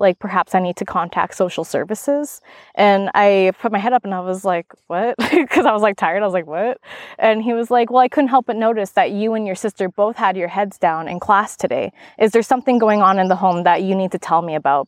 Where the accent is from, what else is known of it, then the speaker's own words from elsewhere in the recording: Maskwacis, Alberta, Canada; now in Kelowna, Canada; I'm an enrolled member, and I grew up on the Kisbatnaq tribe in Louisville, which is one of the four reserves in Muscogee's Alberta, on Treaty Six territory, Central Alberta